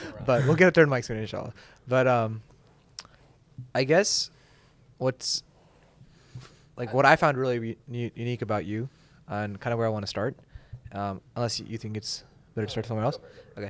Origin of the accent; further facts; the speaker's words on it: Pakistan; I didn't expect to bond with someone who was from Palestine as a Pakistani, right?